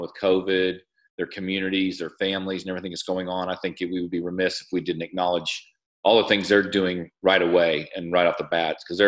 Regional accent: Bentonville, Arkansas, United States; I'm actually from Bentonville originally. I was born here, grew up here, went to high school.

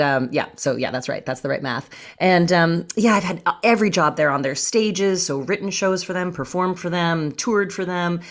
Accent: Canada; now in Los Angeles, United States; I'm actually Canadian, I'm from Canada

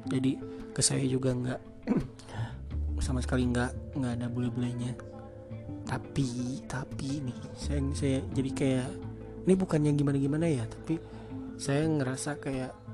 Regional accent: West Java, Indonesia; accent: Sundanese; oke aksen saya aksen saya Sunda tapi bahasa Sunda saya jelek

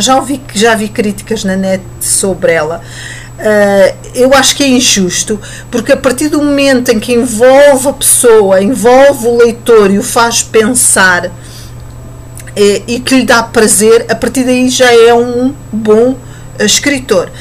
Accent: Portugal; nós portugueses

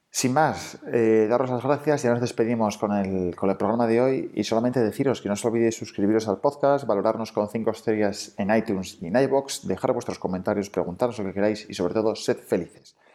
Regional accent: Oviedo, Asturias, Spain; Pues en Capotinas hacemos ropa de bebé hecha a mano, en Asturias, porque somos de Asturias, de Oviedo.

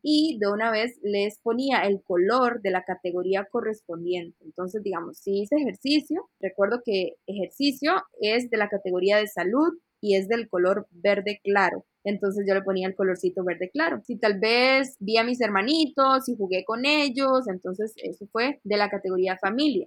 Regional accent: Costa Rica; moved away as an adult; also born or lived in Panama; soy de Costa Rica

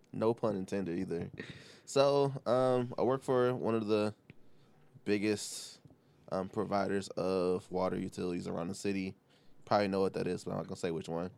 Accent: Detroit, Michigan, United States; I am born and raised on the East Side. I don't live there anymore

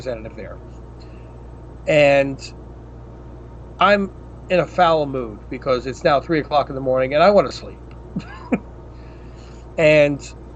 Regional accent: New York City, New York, United States; I'm from Queensbridge

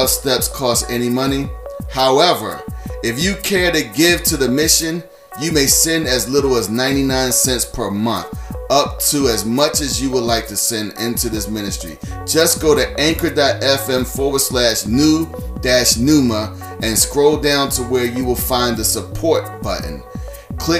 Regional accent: United States; As an American

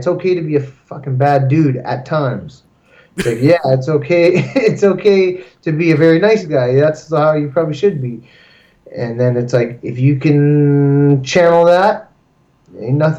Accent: Canada; we're also Canadian fighters

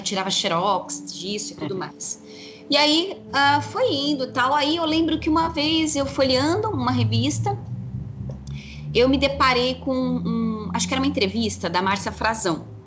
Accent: São Paulo, Brazil; moved away as an adult; eu sou natural de São Paulo, capital. Então eu cresci no meio do concreto, né? Na cidade mesmo

